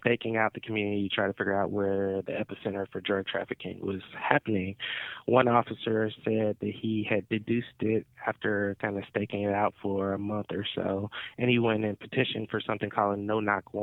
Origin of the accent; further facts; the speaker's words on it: Stone Mountain, Georgia, United States; also born or lived in Decatur, Georgia; I was born in Decatur, raised in Stone Mountain